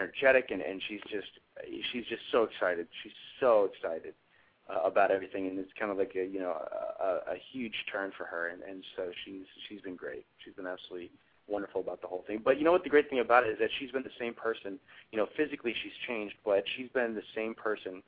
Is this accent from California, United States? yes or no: no; Woodbridge, Virginia, United States; I grew up in a town called Woodbridge